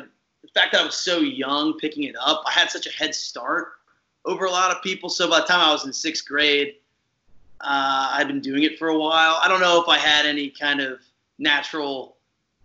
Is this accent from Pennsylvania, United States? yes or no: yes; Oaks, Pennsylvania, United States; kind of grew up in the same area, Pennsylvania. I'm actually from Oaks, which is, you know, basically like Collegeville, that area